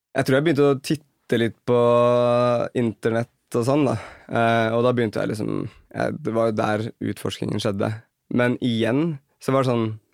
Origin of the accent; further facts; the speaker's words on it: Kolbotn, Akershus, Norway; Vi dannet en dansegruppe på Kolbotn, der jeg er fra.